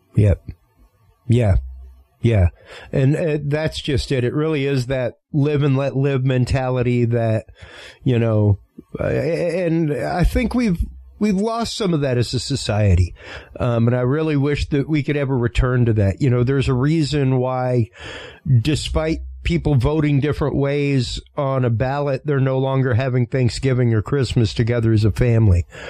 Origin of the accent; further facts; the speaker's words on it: Cajun, Louisiana, United States; I'm Cajun in my upbringing